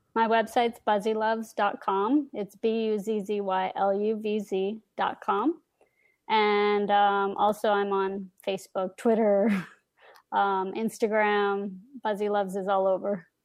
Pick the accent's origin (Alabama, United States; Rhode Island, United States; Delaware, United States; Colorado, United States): Colorado, United States; moved away; also born or lived in Dallas / Miami / New York / Los Angeles; I grew up in Colorado, lived in Dallas, Miami, New York, L